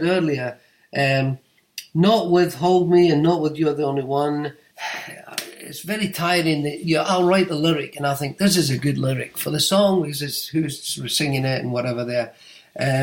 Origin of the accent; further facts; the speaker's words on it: United Kingdom; I'm British